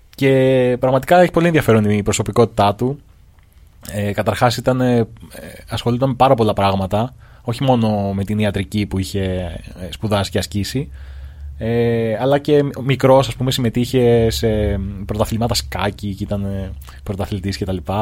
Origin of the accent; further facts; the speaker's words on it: Greece; σαν Έλληνες